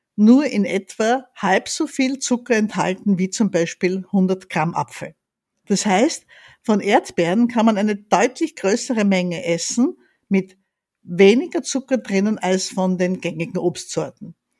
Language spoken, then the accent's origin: German; Graz, Styria, Austria; now in Vienna, Austria; Ich bin in Graz aufgewachsen